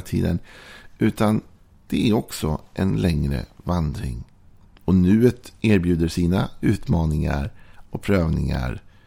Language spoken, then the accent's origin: Swedish; Sweden; vi är svenskar